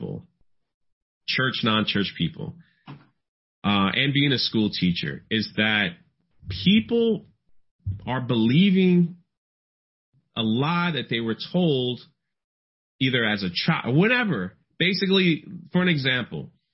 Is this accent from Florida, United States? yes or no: yes; Florida, United States; I'm from Florida. It's like flatland